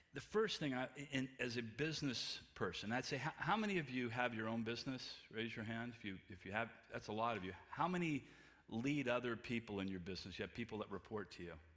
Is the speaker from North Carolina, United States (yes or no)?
no; California, United States; I grew up in California in a very, very Christian family